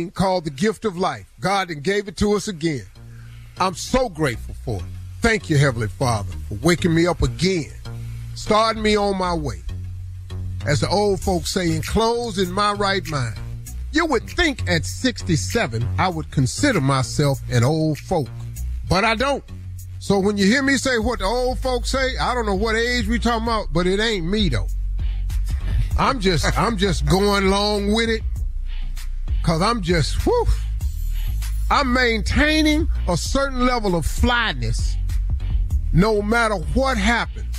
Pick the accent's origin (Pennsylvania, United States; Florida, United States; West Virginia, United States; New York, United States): West Virginia, United States; I'm from West Virginia